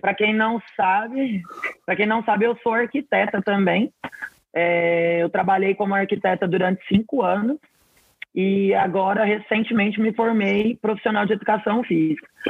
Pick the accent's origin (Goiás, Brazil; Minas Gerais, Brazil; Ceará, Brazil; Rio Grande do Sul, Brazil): Goiás, Brazil; Mineiros; also born or lived in Belém, Pará / Goiânia, Goiás; eu nasci em Belém do Pará, mas eu fui criada em Mineiros, no interior de Goiás, e morei muitos anos em Goiânia também.